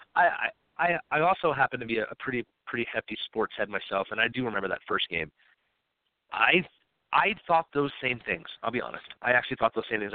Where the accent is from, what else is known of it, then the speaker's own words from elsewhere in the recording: New York, United States; I'm a born and raised in New York